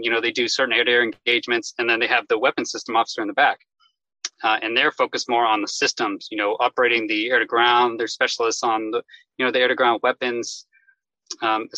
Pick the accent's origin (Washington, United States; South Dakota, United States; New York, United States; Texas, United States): Texas, United States; Houston; moved away as an adult; I grew up in Houston, Texas